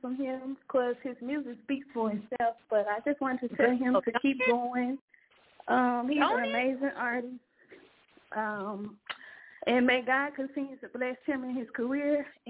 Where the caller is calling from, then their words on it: Memphis, Tennessee, United States; I'm calling from Memphis, Tennessee.